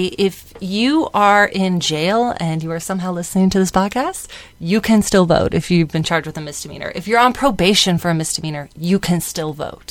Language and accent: English; San Diego, California, United States; I was born and raised in San Diego